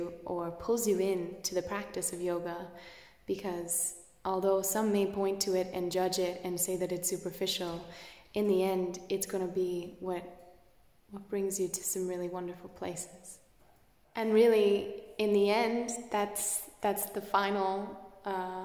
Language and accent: English; Canada; I'm Canadian